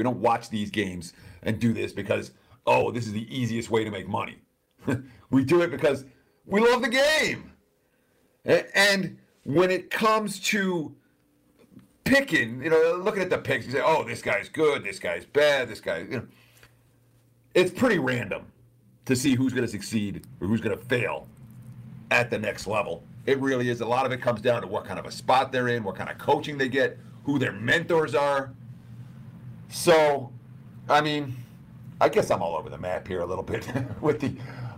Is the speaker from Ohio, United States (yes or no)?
no; New York, United States; also born or lived in Michigan; now in Las Vegas, United States; I grew up in New York. I was a Jets fan growing up